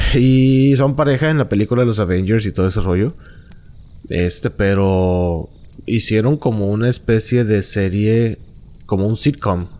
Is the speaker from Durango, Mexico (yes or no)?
no; Monterrey, Nuevo León, Mexico; accent: norteño; yo soy norteño y tengo mi manera de hablar curiosa para ellos